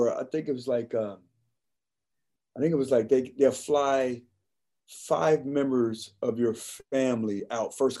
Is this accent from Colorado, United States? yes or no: yes; Colorado Springs, Colorado, United States; I'm originally from Colorado Springs